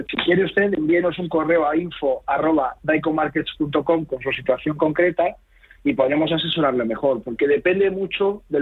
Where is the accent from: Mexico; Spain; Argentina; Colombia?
Spain; nosotros como ciudadanos españoles tenemos que tributar por nuestras rentas mundiales